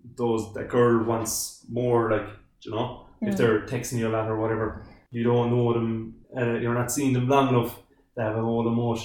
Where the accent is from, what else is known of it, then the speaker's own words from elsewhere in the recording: Ballyvourney?, County Cork, Ireland; I'm from Bullivant, County Cork.